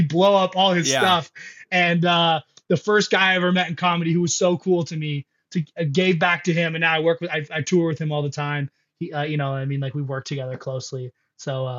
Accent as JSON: {"language": "English", "town": "Lake Elsinore", "region": "California", "country": "United States", "tie": "born or raised there", "said": "I'm from Lake Elsinore"}